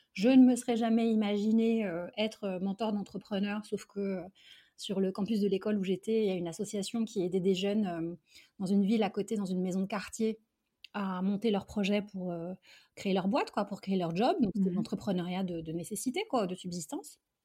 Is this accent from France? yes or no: yes; Charenton-le-Pont, Île-de-France, France; also born or lived in Algeria; Je suis venue en France avec mes parents et mon frère quand j'avais 4 ans. Mmh euh, et donc j'ai fait toute ma scolarité euh, ici, en, proche banlieue parisienne